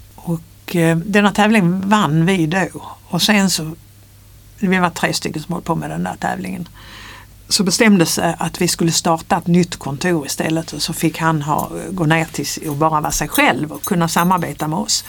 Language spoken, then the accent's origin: Swedish; near Ringsjön, Skåne, Sweden; moved away as an adult; also born or lived in Lund; now in Stockholm, Sweden; Jag är uppväxt på landet i Skåne, på en gård